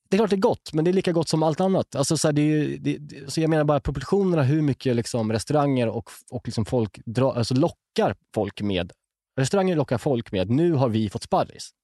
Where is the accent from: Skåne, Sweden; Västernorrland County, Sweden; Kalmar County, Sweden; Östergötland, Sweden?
Skåne, Sweden; Malmö; accent: Scanian; Och jag kommer från Malmö, uppväxt i Malmö och kommer aldrig lämna Malmö